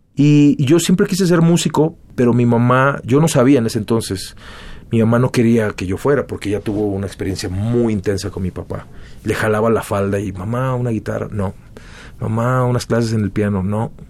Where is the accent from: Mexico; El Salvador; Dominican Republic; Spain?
Mexico; Mexico City; moved away as an adult; also born or lived in Chula Vista, California, United States / Los Angeles, United States / Playas de Tijuana, Baja California, Mexico; Después de haber vivido en Chulavista hasta los tres años, se separaron finalmente y yo crecí en la Ciudad de México